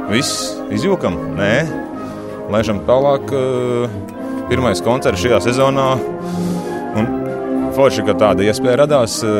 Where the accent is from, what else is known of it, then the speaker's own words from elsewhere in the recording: Latvia; now in Norway; Mm, es galīgi nejūtos kā norvēģis. Es eh, projām jūtos kā latvietis.